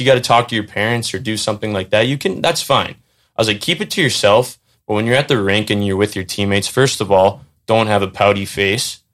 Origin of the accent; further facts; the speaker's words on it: North Andover, Massachusetts, United States; I went over to Brooks School um, which is about a mile from my house in North Andover, Mass, where I grew up